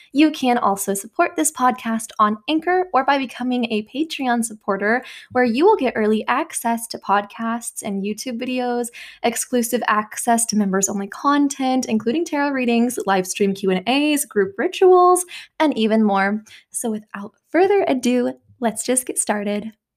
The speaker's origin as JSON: {"language": "English", "region": "the Bible Belt", "country": "United States", "tie": "born or raised there", "said": "growing up in the Bible Belt"}